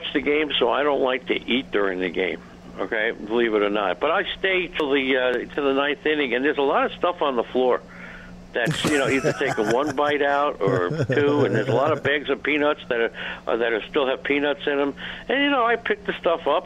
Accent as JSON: {"language": "English", "town": "New York City", "region": "New York", "country": "United States", "tie": "born or raised there", "said": "I remember as a kid growing up in Queens, New York"}